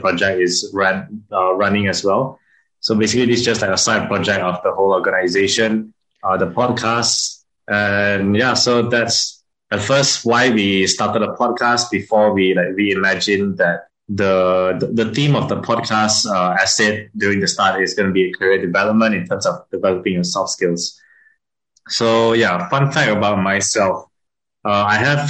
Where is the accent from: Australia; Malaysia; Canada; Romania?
Malaysia; Petaling Jaya, Selangor; also born or lived in Kedah / Singapore; For just at about 2 years old, I moved to Petaling Jaya, basically the city. So I guess you can say I've been living in the city since young. And after that, I moved to Singapore for a bit to finish like my primary education.